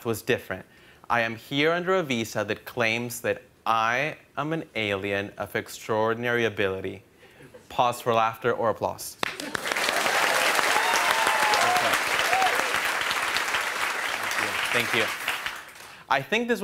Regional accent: El Salvador; English is a second language; now in Brooklyn, United States; I grew up in El Salvador watching a lot of American TV. That's part of the reason why I'm fluent in English now

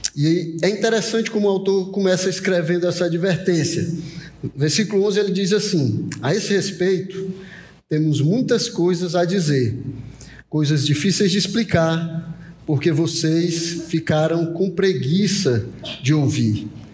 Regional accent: Brazil; nós, como brasileiros do século vinte e um

